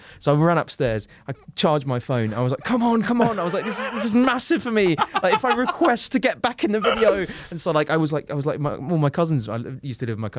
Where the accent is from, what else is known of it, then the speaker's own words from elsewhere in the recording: London, United Kingdom; I'm from London and I'm a comedian.